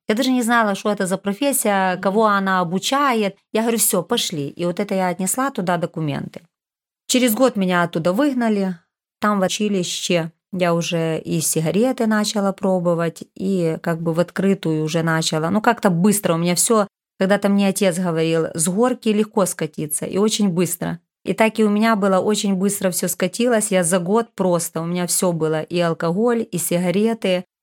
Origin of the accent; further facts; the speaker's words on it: Rivne, Rivne Oblast, Ukraine; я из Ровно